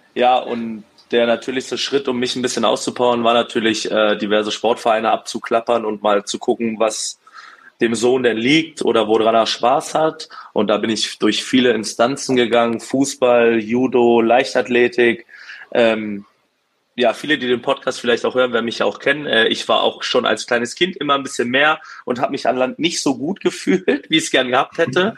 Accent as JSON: {"language": "German", "region": "Berlin", "country": "Germany", "tie": "born or raised there", "moved": "as an adult", "lives_now": "Duisburg, Germany", "said": "bin geboren in Berlin, aufgewachsen, bin mit 22 Jahren nach Duisburg gezogen und lebe jetzt mittlerweile zehn Jahre hier"}